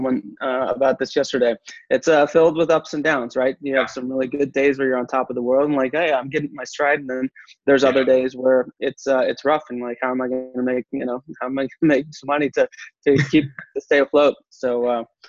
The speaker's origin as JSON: {"language": "English", "region": "Texas", "country": "United States", "said": "I'm from Texas"}